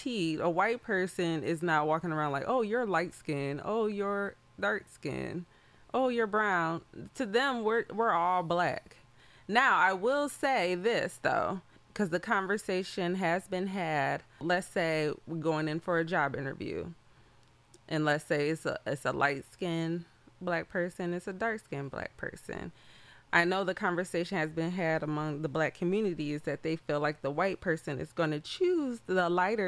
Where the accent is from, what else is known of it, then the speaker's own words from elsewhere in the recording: Detroit, Michigan, United States; Oh, Detroit